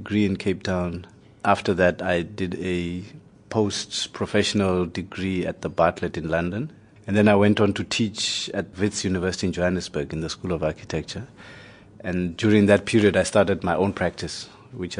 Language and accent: English; Lesotho; also born or lived in South Africa; My background, I was born in Lesotho. My origins are in Lesotho